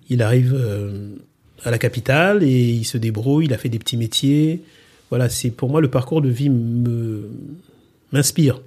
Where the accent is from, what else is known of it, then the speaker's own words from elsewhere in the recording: Republic of the Congo; moved away; je suis né donc euh, au Congo et euh, j'ai grandi dans ce pays-là